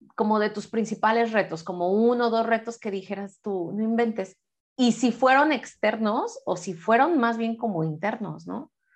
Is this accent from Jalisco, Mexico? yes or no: yes; Guadalajara, Jalisco, Mexico; moved away; ella y yo pues nacimos en Guadalajara